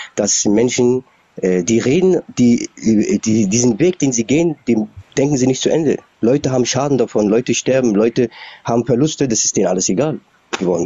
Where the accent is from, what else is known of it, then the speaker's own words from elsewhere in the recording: Berlin, Germany; ich bin in Berlin aufgewachsen, also bis 89 war diese Mauer hier